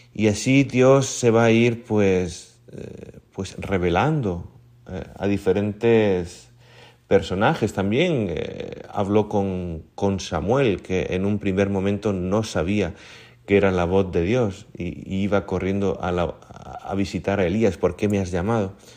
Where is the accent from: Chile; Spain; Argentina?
Spain; Murcia, Region of Murcia; moved away as an adult; now in Honduras; yo, que soy de Murcia